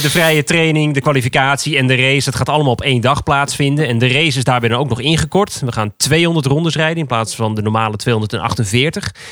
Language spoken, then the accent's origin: Dutch; Netherlands; wij als Nederlanders